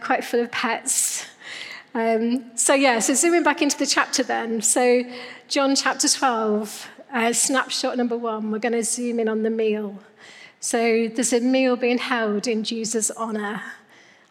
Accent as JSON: {"language": "English", "town": "Newquay", "region": "South West England", "country": "United Kingdom", "tie": "born or raised there", "moved": "yes", "said": "I'm from Cornwall, Newquay girl. So this is this summer I took my kids for the first time back to Newquay, where I grew up"}